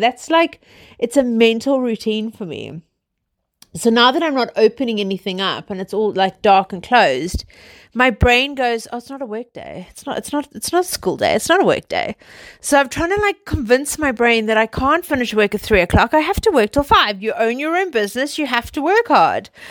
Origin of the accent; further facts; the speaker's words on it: South Africa; I'm South African, as you guys know from my dodgy accent. I grew up literally living in the sunshine, outdoors, on the beach